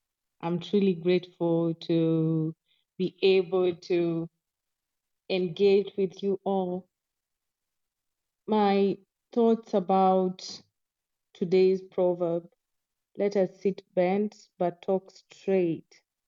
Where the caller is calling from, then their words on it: Nairobi, Kenya; I'm speaking from Nairobi, Kenya.